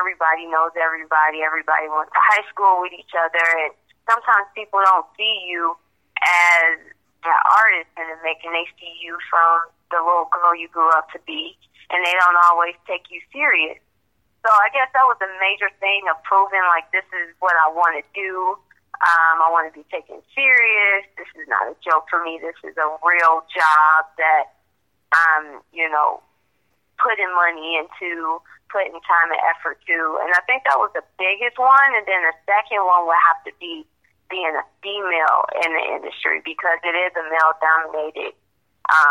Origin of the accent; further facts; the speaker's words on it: Joliet, Illinois, United States; I'm from Joliet, Illinois